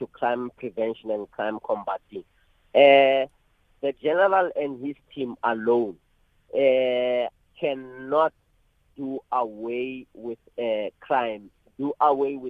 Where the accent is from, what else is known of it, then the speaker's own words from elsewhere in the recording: Bekkersdal, Gauteng, South Africa; where I was born and bred in Bekazal and all other areas